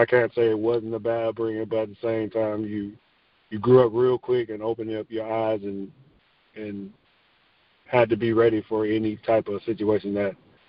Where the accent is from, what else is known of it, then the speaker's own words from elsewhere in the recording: Garfield Heights, Ohio, United States; Garfield was pretty much, everybody knows Cleveland, Ohio. So it was a suburb of Cleveland, Ohio.